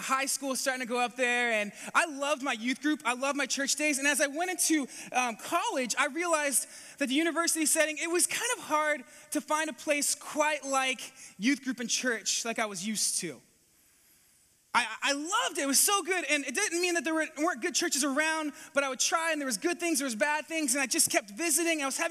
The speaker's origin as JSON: {"language": "English", "region": "California", "country": "United States", "tie": "born or raised there", "also_born_or_lived": "New Zealand", "moved": "as an adult", "lives_now": "Atlantic Canada, Canada", "said": "I grew up in California"}